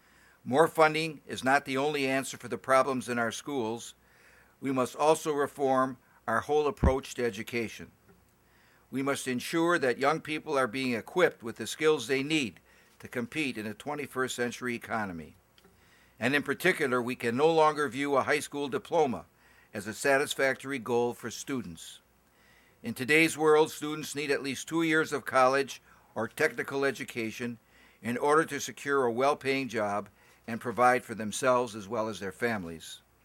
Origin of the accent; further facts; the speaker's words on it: Wisconsin, United States; For example, in my home state of Wisconsin, we have a relatively high graduation rate